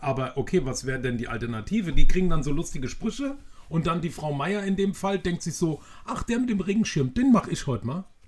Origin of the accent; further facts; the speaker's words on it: Maintal, Hesse, Germany; die zwei Mit-40er gebürtigen Hanauer Dörnichheimer